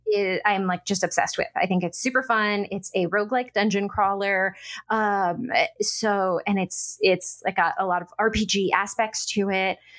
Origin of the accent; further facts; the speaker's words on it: Orange County, California, United States; moved away as an adult; also born or lived in Portland / Bay Area; now in Los Angeles, United States; I grew up not far from here in Orange County